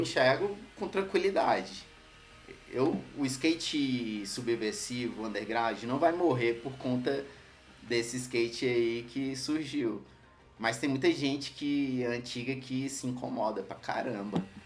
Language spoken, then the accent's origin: Portuguese; Ceilândia, Federal District, Brazil; Sou nascido no HRC, Hospital Regional da Ceilândia, criado na Ceilândia Norte, em Taguatinga Norte, no setor QNJ